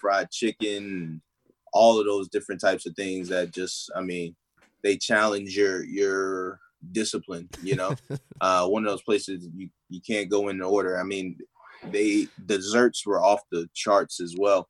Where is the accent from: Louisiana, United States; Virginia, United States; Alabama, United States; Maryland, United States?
Maryland, United States; Baltimore; I'm from Baltimore